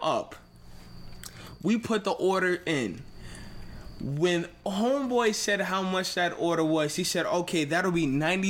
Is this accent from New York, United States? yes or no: yes; New York, United States; now in Connecticut, United States; When I came from New York and I went to Connecticut, I was like, oh, I'm in Connecticut.